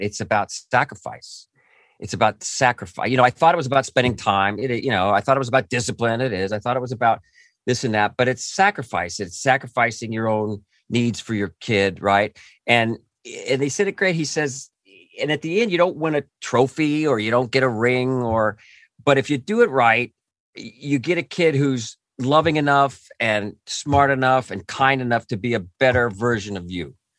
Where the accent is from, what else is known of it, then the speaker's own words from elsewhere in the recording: Orange County, California, United States; I grew up near Disneyland in, in Orange County, and I, I just, that was my childhood was there